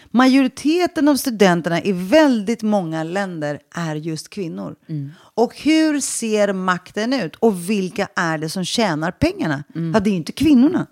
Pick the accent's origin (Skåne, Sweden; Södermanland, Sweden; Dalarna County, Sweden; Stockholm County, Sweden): Stockholm County, Sweden; Stockholm; jag växte upp i Sveriges fattigaste förort i Rinkeby